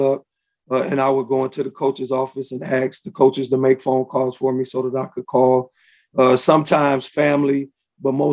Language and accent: English; Chicago, Illinois, United States; now in Indianapolis, United States; Born and raised in Chicago, Illinois